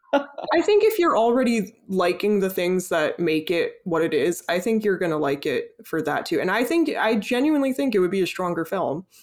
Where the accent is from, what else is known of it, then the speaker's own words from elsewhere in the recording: United States; we're both American